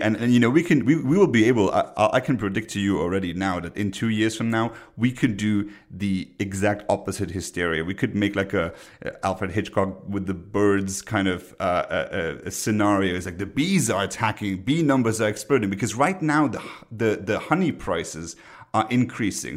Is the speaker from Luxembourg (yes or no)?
yes; Luxembourg; moved away; My home country, Luxembourg